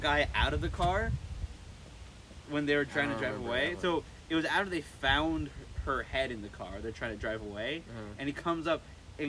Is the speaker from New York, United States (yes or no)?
yes; Irvington, New York, United States; born or raised there